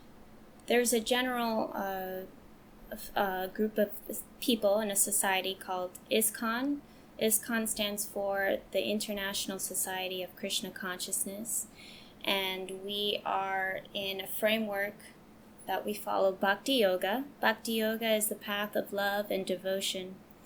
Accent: West Virginia, United States; also born or lived in Hawaii; And also, let's see, one of my other favorite places was growing up in West Virginia.

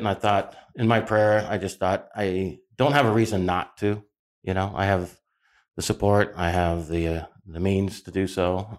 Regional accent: Phoenix, Arizona, United States; I'm a rarity these days in Arizona. I'm a native. I was born and raised here in Phoenix, Arizona. So this is not my destination or a destination. This is my home.

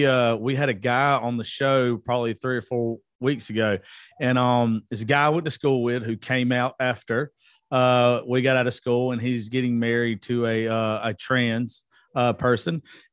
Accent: the South, United States; I'm from the South and we're taught growing up for the majority, you know, shut up

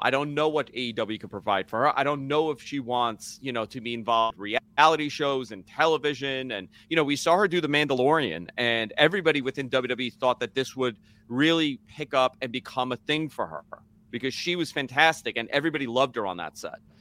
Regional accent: Northeast, United States; I grew up in the Northeast.

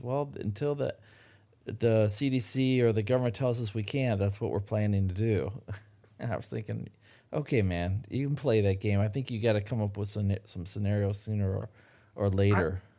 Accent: Midland, Michigan, United States; my hometown of Midland, Michigan

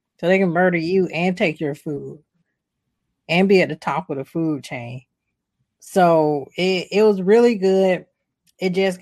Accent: Atlanta, Georgia, United States; was based in my hometown, so it was based in Atlanta

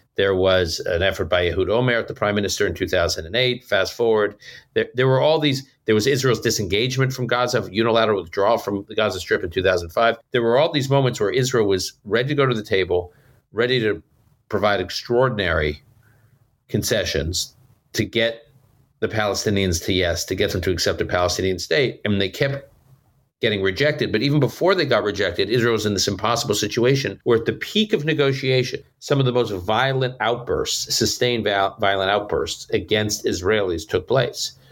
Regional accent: Toronto, Ontario, Canada; also born or lived in Utica, New York, United States; now in United States; born in upstate New York, Utica, New York, w, spent many years growing up in Toronto, Canada

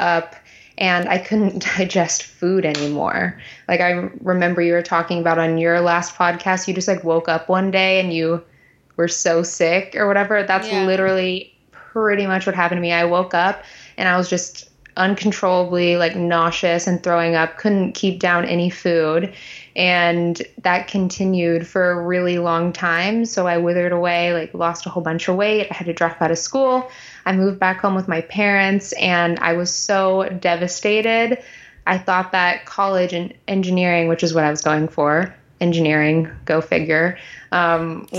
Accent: Texas, United States; I'm from Texas.

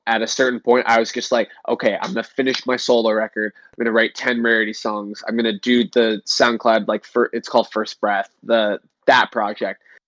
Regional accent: Canada; in Canada, our gas stations are not as cool as American gas stations

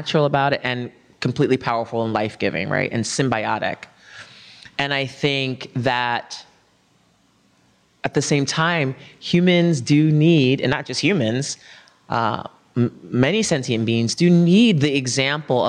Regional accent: New York City, New York, United States; I'm a New Yorker

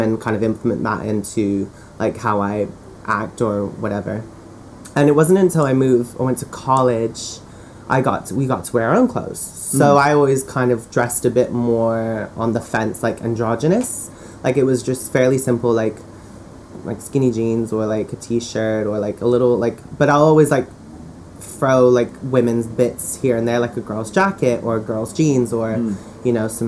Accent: California, United States; now in United Kingdom; I grew up in California, and when I moved here

